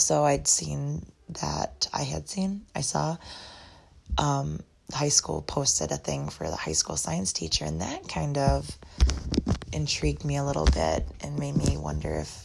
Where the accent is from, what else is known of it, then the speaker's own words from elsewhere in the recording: Eau Claire, Wisconsin, United States; now in Black River Falls, United States; where I grew up in Eau Claire area